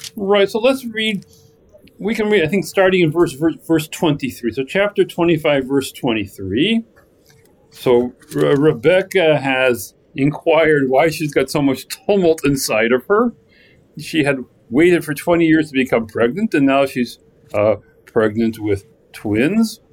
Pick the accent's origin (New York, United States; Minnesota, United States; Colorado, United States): Minnesota, United States; growing up in Minnesota